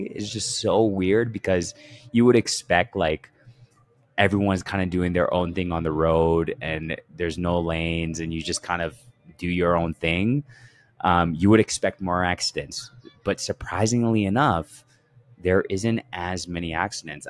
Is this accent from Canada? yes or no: yes; Canada; I grew up in Canada and I was amongst Ethiopians